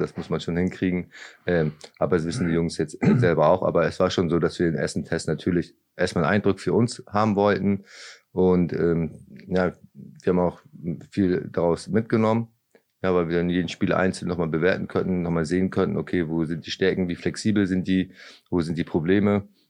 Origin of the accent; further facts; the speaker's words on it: Lübeck, Schleswig-Holstein, Germany; moved away as an adult; also born or lived in Braunschweig; now in Osnabrück, Germany; ich bin ja in Lübeck aufgewachsen